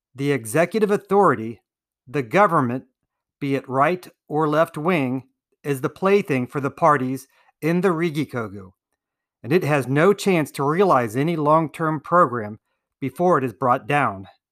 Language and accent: English; United States; As an American citizen